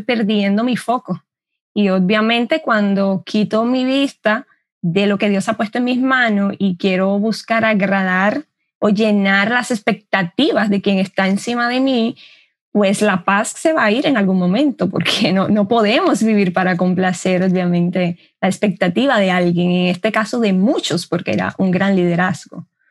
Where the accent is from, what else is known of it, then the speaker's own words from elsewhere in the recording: Dominican Republic; Yo soy dominicana